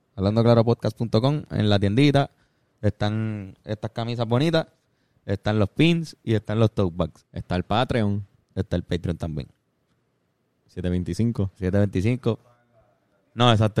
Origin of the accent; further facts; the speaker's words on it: Puerto Rico; nuestra posición o situación política como puertorriqueño